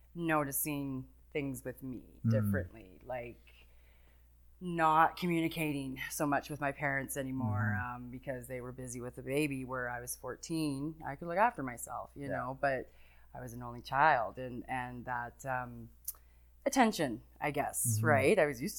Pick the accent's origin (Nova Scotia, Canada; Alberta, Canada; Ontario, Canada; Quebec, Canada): Alberta, Canada; Calgary; Well, I was born and raised here.